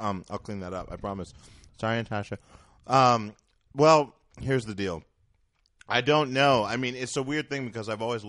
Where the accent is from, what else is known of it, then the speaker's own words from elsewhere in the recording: Montana, United States; moved away as an adult; also born or lived in Seattle, Washington / New York; It was basically... it was Montana, 4 to 18. 18 to 32 was Seattle, Washington.